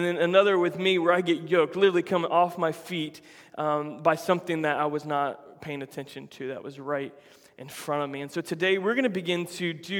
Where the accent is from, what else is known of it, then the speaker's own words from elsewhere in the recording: Florida, United States; I grew up in Florida my whole life.